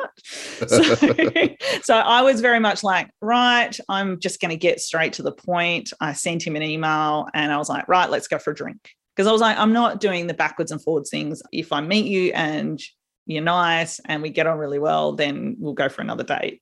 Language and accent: English; South Australia, Australia; a little country town in South Australia